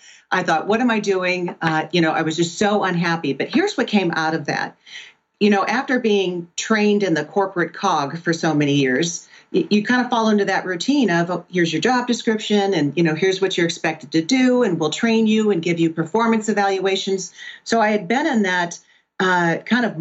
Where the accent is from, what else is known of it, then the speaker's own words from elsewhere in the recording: Pennsylvania, United States; also born or lived in Southwest Florida; I was born and raised in Pennsylvania and on Lake Erie